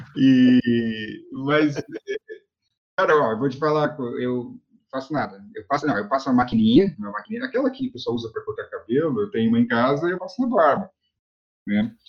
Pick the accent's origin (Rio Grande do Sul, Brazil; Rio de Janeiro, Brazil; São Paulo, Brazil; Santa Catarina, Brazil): Santa Catarina, Brazil; Florianópolis; moved away; also born or lived in Cambé, Paraná; eu sou natural de Florianópolis